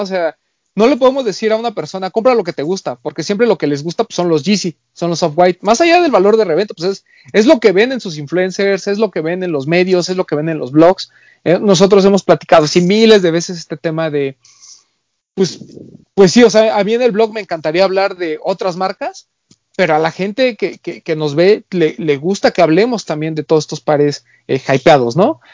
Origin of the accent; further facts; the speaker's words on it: Mexico; como mexicano